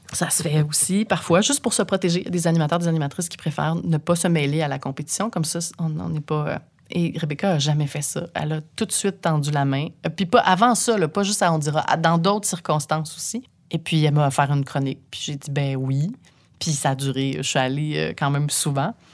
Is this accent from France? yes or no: no; Saint-Eustache, Quebec, Canada; j'ai grandi à Saint-Eustache